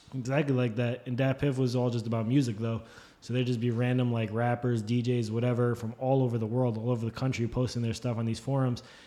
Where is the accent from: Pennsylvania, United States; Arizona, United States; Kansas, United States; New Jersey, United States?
New Jersey, United States; where we grew up in Jersey